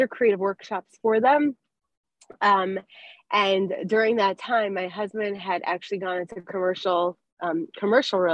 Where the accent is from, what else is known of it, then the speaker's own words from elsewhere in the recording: Denver, Colorado, United States; moved away; also born or lived in Miami, Florida / Lakewood, New Jersey; I grew up in Denver, Colorado. Then I moved to Miami.